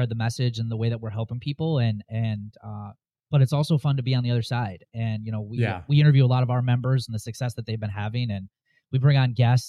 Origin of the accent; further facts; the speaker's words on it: Wisconsin, United States; Born and raised in Wisconsin